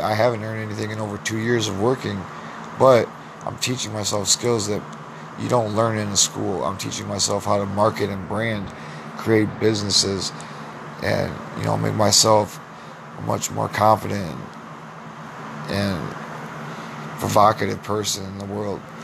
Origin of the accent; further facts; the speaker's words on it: Clinton, Iowa, United States; I'm from Clinton, Iowa